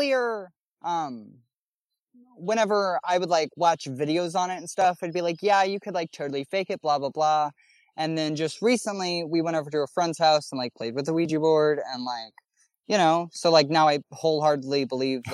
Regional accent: Missouri, United States; I'm from Missouri

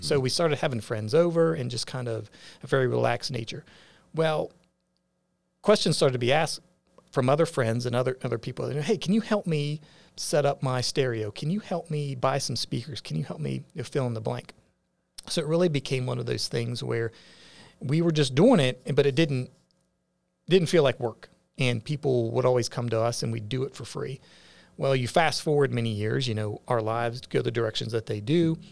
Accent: West Virginia, United States; moved away as an adult; now in Augusta County, Virginia, United States; growing up in West Virginia, but then coming to the Shenandoah Valley

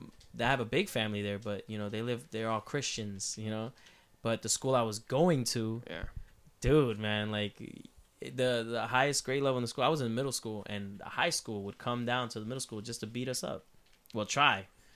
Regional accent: El Negro, Puerto Rico; I grew up in El Negro, Puerto Rico. Like, it's, like, not even police show up there.

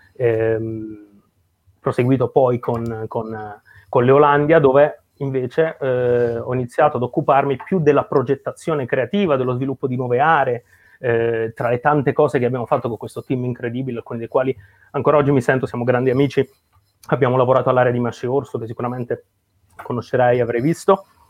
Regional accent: Potenza, Basilicata, Italy; io sono nato e cresciuto a Potenza, in Basilicata

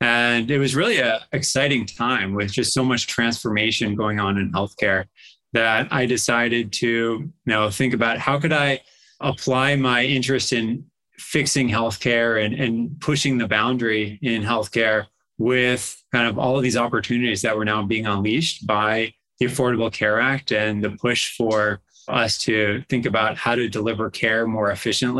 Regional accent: Massachusetts, United States; also born or lived in Mexico / Stanford, California; I grew up in Massachusetts.

